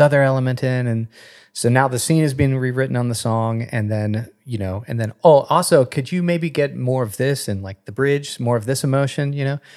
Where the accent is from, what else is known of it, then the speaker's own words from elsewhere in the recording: Madison, West Virginia, United States; moved away; I am from West Virginia